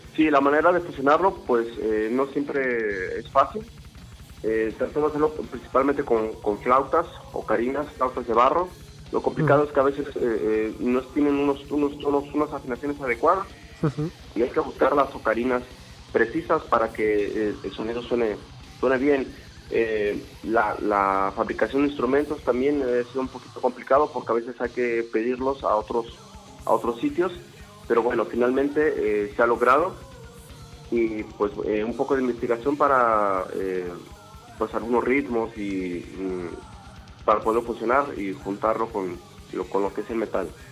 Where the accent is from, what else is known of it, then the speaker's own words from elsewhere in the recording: Mexico; Nosotros somos eh, de México